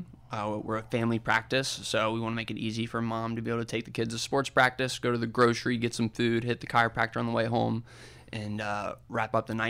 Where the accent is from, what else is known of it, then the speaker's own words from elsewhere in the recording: Cincinnati, Ohio, United States; now in Indianapolis, United States; I had absolutely no idea growing up in Cincinnati that this was such an awesome place to be.